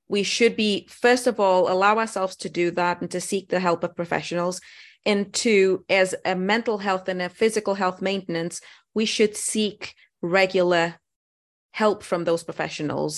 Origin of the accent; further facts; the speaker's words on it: Portugal; moved away as an adult; also born or lived in Lisbon, Portugal; now in United Kingdom; I was born in Portugal in a small village.